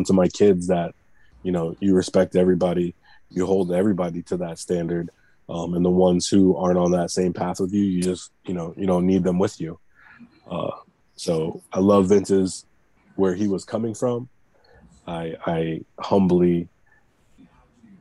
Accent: East St. Louis, Illinois, United States; now in Arizona, United States; I grew up in East St. Louis

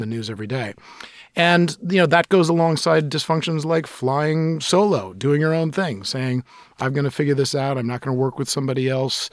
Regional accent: New York City, New York, United States; now in Seattle, United States; I grew up in New York City at a time when New York was almost bankrupt

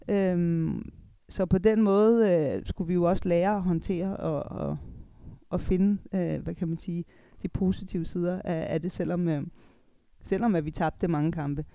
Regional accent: Denmark; also born or lived in Italy / Germany; her hjemme i Danmark er vi

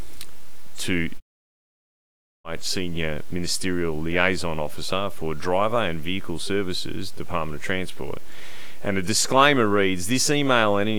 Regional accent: Western Australia, Australia; I might be Italian descent, but I'm Australian

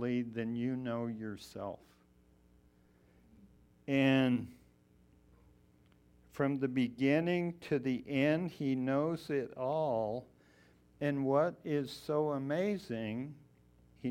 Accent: Colorado Springs, Colorado, United States; moved away as an adult; also born or lived in Missoula, Montana; I was actually born and raised in Colorado Springs.

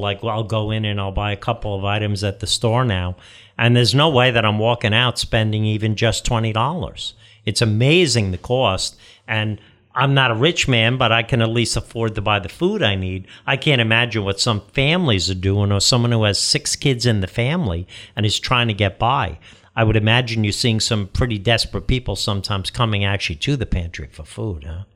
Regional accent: United States; as obviously an Irish American guy, I grew up with the traditional meal

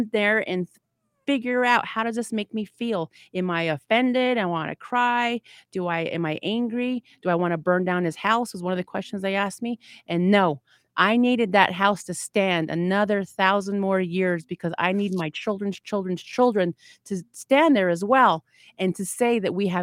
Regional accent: Navajo Nation, United States; I am Dine, and I am a God-fearing woman, and I stand underneath that flag as a Native American woman

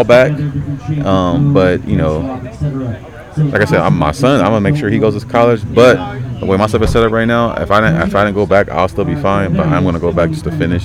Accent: Long Beach, California, United States; also born or lived in Harbor City / Hollywood / Los Angeles / Paramount; I'm originally from the Long Beach area

